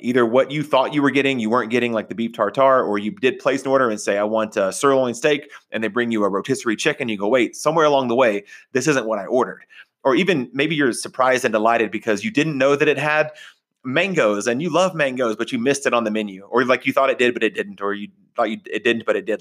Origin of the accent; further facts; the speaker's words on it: Texas, United States; also born or lived in Oklahoma; I grew up in Texas, in Oklahoma.